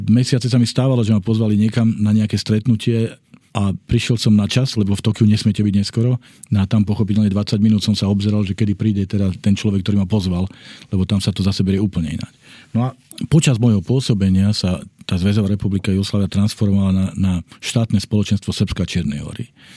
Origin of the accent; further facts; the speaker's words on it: Slovakia; doma na Slovensku